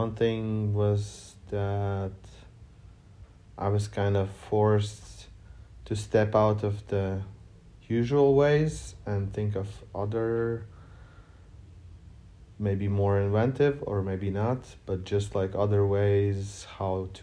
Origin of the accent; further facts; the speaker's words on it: Riga, Latvia; I'm from Riga